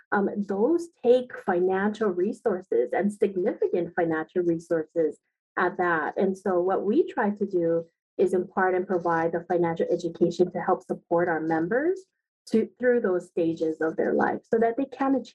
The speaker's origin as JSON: {"language": "English", "town": "Aiea", "region": "Hawaii", "country": "United States", "tie": "born or raised there", "said": "I am a product of this beautiful state. I grew up in Aiea. I'm a graduate of Aiea High School."}